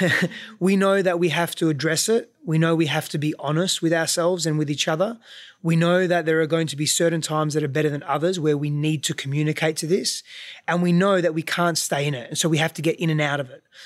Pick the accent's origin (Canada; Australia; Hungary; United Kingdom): Australia; I grew up there, so culturally I'm Australian, but ethnically I'm not